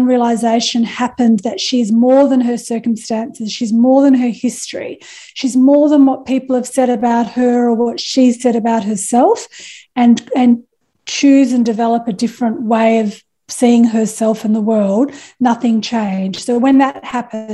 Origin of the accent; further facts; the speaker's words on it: Perth, Western Australia, Australia; I was a young mum. I was from Perth.